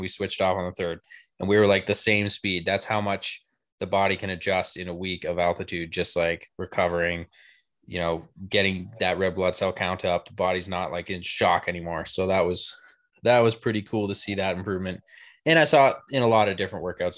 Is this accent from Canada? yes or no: yes; Canada; I'm Canadian